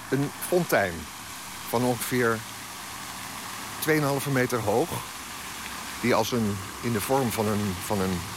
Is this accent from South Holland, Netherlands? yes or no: yes; The Hague, South Holland, Netherlands; daar ging je als Hagenees, als kind, naartoe.